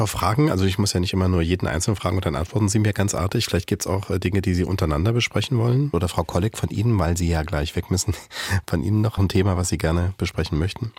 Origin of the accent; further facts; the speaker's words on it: Thuringia, Germany; moved away; aus meiner Heimat, die in Thüringen allerdings liegt